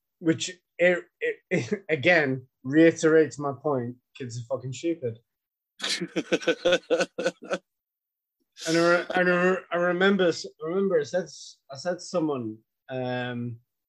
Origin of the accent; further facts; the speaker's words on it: Ireland; I'm fucking Irish